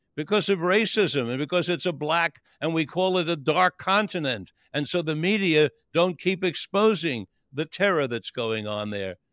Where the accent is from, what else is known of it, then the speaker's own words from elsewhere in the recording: New York City, New York, United States; I grew up in Manhattan